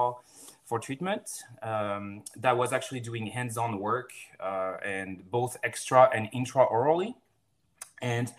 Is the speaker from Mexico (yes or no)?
no; France; moved away as an adult; also born or lived in Florida, United States; now in Seattle, United States; I'm from France